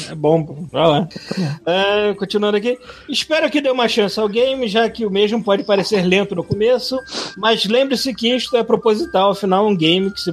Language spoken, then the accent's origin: Portuguese; Rio de Janeiro, Brazil; Também sou carioca e morava no Largo do Machado.